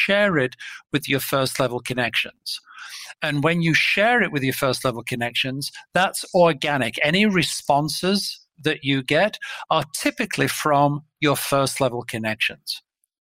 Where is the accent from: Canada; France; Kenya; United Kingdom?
United Kingdom; England; moved away as an adult; now in Minneapolis, United States; from my voice, you can probably tell that I am not a Minneapolis or Minnesota native. So I'm an import from England.